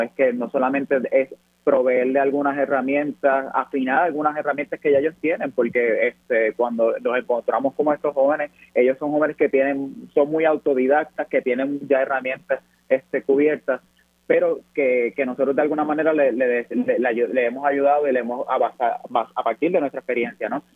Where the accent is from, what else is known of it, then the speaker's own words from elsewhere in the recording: Puerto Rico; como puertorriqueños y puertorriqueñas aprendemos